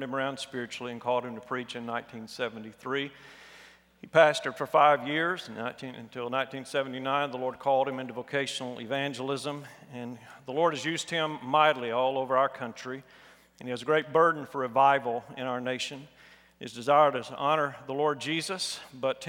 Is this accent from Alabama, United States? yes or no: yes; Alabama, United States; I'm from Alabama